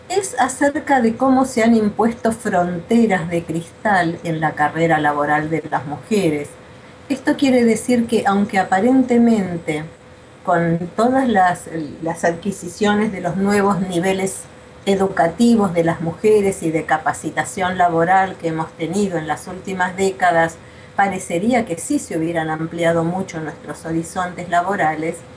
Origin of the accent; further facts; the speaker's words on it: Argentina; also born or lived in Buenos Aires; soy argentina, vivo en Buenos Aires